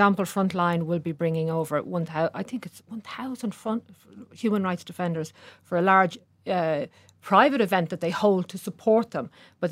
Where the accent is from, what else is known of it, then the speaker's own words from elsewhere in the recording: Dublin, Leinster, Ireland; I grew up in, you know, a working class community. I'm from Coolock originally